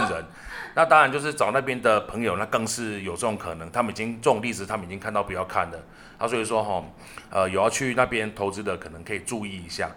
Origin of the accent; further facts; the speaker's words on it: Taiwan; 我们台湾人